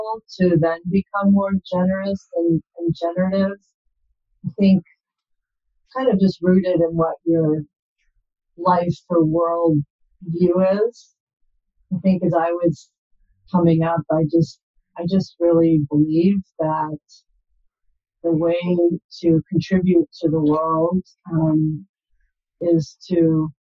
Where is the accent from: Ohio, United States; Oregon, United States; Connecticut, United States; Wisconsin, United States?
Wisconsin, United States; Milwaukee; now in San Jose, United States; I grew up in Wisconsin in the Milwaukee area